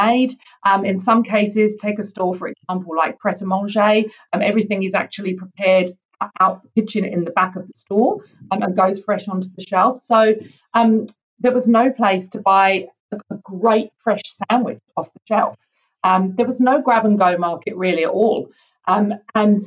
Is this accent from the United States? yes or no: no; United Kingdom; now in New Zealand; I grew up in the UK, as you can probably tell from my accent